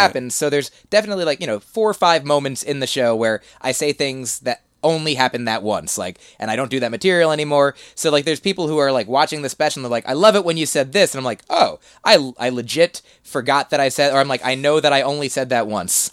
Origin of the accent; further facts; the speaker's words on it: New Jersey, United States; moved away as an adult; also born or lived in Boston; Grew up in New Jersey, uh, then lived there till eighteen